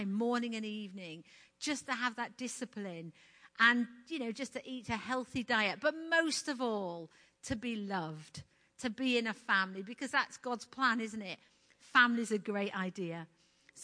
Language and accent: English; United Kingdom; moved away as an adult; being British